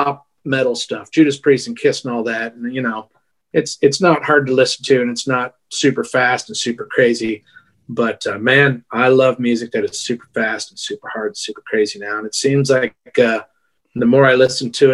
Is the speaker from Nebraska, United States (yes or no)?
yes; Wayne, Nebraska, United States; born or raised there; moved away as an adult; now in Austin, United States